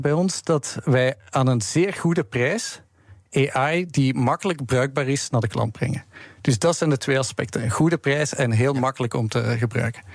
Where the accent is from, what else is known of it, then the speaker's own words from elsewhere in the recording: Belgium; we hebben ook offices in België, waar ik vandaan kom